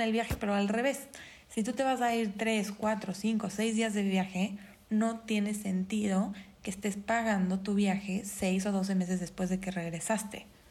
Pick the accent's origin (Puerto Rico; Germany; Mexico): Mexico; otra gran área de oportunidad como mexicanos